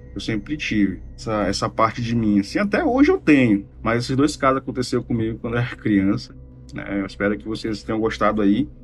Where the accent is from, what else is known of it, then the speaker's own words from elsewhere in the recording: Manaus, Amazonas, Brazil; eu sou aqui de Manaus, Amazonas